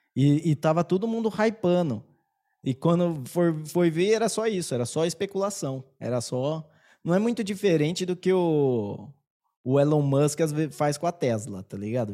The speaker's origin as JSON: {"language": "Portuguese", "country": "Brazil", "accent": "caipira", "said": "o meu sotaque, eu acho que ele é muito caipira"}